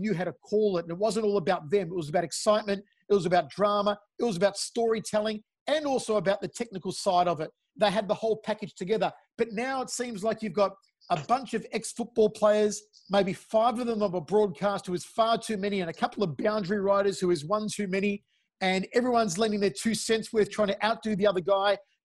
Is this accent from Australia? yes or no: yes; Australia; I'm an Australian-Italian